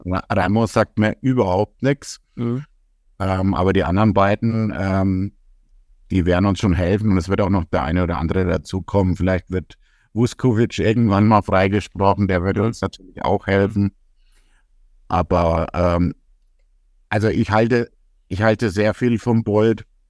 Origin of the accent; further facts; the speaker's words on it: Rimpar, Bavaria, Germany; bei uns in Rimpa